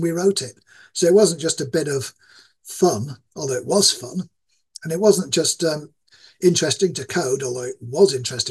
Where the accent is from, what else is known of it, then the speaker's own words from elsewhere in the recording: Yorkshire and the Humber, United Kingdom; accent: East Yorkshire; My accent is that of East Yorkshire, which is a poor part of the UK.